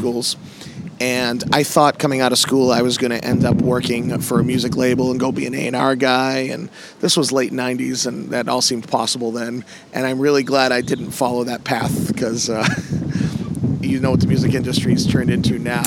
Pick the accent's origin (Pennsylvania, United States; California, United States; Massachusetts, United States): Massachusetts, United States; I'm from the Northeast. I'm from Massachusetts